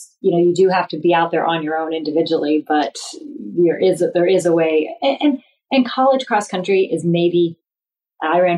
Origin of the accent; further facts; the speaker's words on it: Northeast Ohio, United States; I grew up in Northeast Ohio